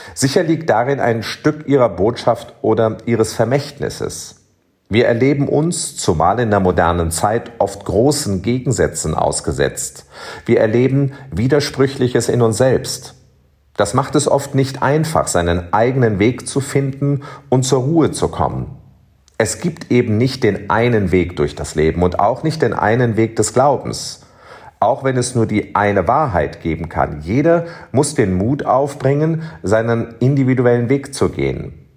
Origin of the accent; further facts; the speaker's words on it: Cologne, North Rhine-Westphalia, Germany; moved away as an adult; now in Bonn, Germany; mein Kölner Herz höher schlagen lässt. Wie oft habe ich in Kinder- und Jugendjahren zuerst als Domchorknabe und später als Domessdiener am Dreikönigsfest vor dem Schrein